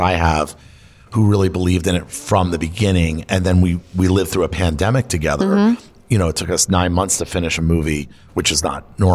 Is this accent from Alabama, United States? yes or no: no; Florida, United States; now in Los Angeles, United States; Florida, that's like my home state